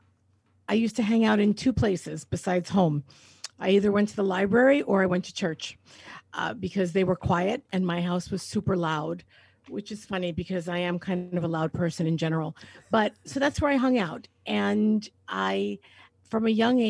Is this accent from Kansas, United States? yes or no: no; New York City, New York, United States; I grew up in New York City in Queens